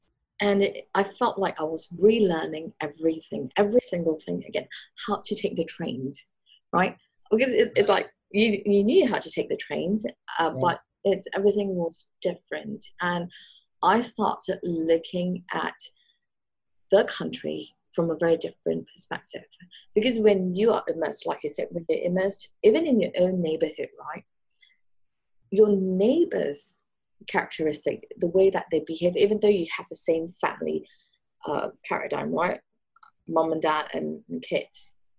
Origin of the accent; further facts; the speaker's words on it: Singapore; born there; My mom was from Malaysia and I was born in Singapore, and my dad was in the British military.